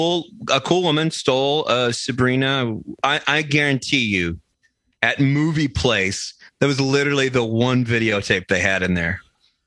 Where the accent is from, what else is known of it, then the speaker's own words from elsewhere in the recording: Texas, United States; We're from Texas!